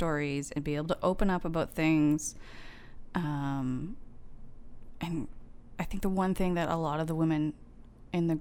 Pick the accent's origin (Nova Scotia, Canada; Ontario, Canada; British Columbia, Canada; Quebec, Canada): Nova Scotia, Canada; I'm from Nova Scotia